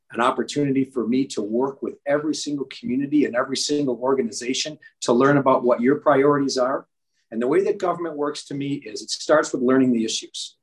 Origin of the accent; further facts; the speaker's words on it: Amherst, New York, United States; I am uh, from Amherst. Uh, that is where I was born and raised.